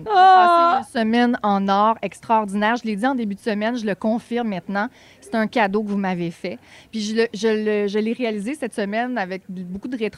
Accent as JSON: {"language": "French", "area": "Charlevoix", "region": "Quebec", "country": "Canada", "tie": "born or raised there", "moved": "yes", "said": "Puis moi, je viens de Charlevoix. Donc, oui. je suis à mi-chemin en ce moment entre euh, l'endroit que j'ai choisi pour vivre et celui qui m'a vu naître."}